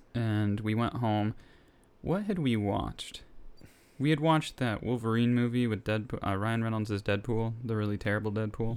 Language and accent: English; Nicaragua; moved away; I am from Nicaragua.